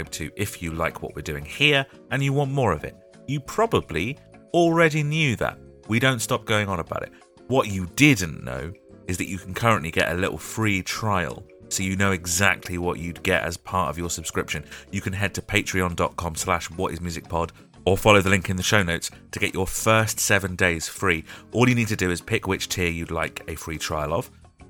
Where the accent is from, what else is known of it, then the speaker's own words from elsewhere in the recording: United Kingdom; We're British